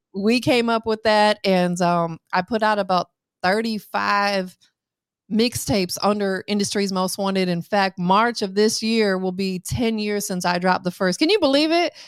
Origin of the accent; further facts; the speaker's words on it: Tampa, Florida, United States; I'm from Tampa